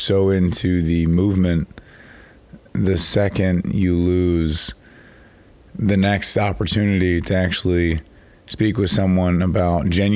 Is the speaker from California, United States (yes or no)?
no; Chicago, Illinois, United States; I'm from Chicago